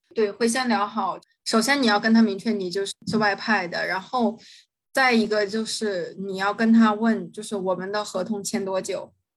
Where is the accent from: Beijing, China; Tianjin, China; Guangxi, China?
Tianjin, China; moved away as an adult; also born or lived in Singapore; now in Thailand; 我来自， 呃，天津。然后，啊，我来泰国差不多有一年七个月了